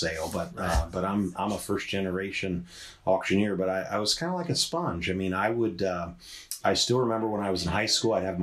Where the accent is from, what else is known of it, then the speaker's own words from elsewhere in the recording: Monroeville, Ohio, United States; now in Dublin, United States; I grew up in Monroeville, which is up by Lake Erie, up by Sandusky